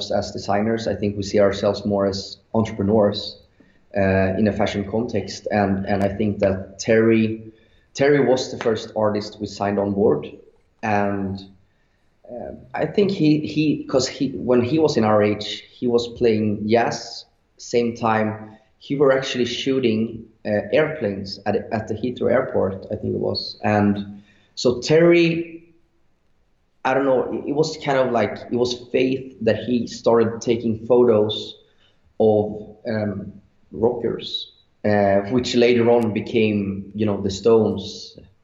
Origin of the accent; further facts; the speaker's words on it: Sweden; English is a second language; we're from Sweden, and we were very young. So, you know, the English wasn't that good.